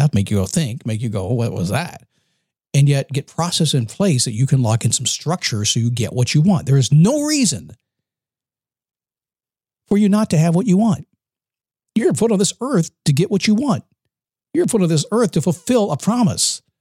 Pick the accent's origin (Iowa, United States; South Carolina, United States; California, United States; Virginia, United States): Virginia, United States; Manassas; I grew up in Manassas, Virginia, in the Washington, D.C. area.